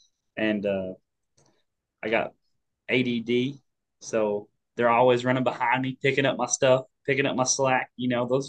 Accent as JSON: {"language": "English", "region": "Kentucky", "country": "United States", "tie": "born there", "said": "And I was born in Kentucky. So every time I talk to him, my accent just comes back and you can't hear nothing I'm saying."}